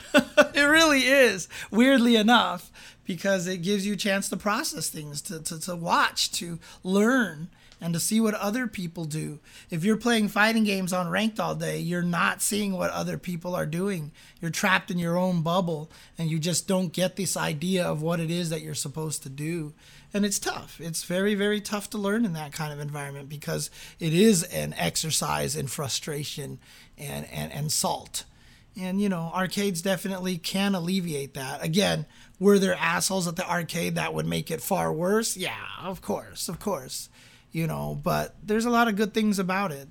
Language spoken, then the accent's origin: English; San Bernardino, California, United States; I grew up in San Bernardino.